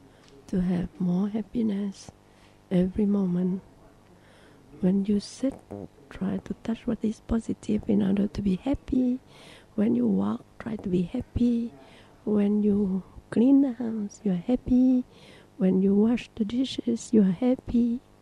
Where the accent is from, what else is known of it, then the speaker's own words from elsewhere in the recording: Thailand; I'm born in the Mapo trees family. I came from Thailand. I can sleep very well like I slept in Thailand.